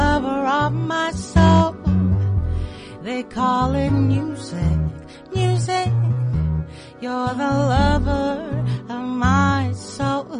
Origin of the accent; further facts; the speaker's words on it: Cape Town, Western Cape, South Africa; first language Xhosa; English is a second language; back home in Cape Town, uh-huh, where I was born and raised.